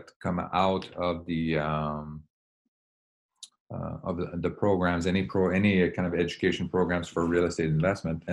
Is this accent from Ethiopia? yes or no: no; Quebec, Canada; now in California, United States; I grew up in Quebec